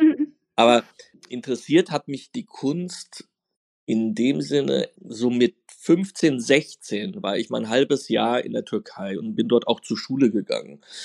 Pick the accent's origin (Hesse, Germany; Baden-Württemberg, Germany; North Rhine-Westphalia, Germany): Hesse, Germany; Offenbach am Main; Ich bin in Offenbach groß geworden.